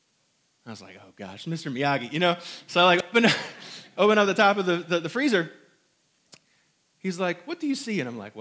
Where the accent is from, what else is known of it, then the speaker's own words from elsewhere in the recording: Hong Kong; born there; I was not born here in the South. I was not also born in New York, or was I born in Indiana? I was born in Hong Kong.